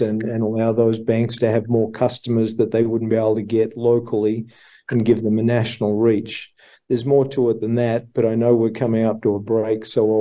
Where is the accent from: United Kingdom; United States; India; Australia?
Australia; accent: Australian; my Australian accent